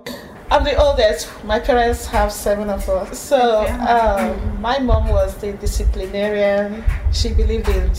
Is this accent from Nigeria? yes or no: yes; Nigeria; the first place we settled in Eastern Nigeria, maybe that was in 13 something. Then gradually we started migrating from that place and to own hometown, our village.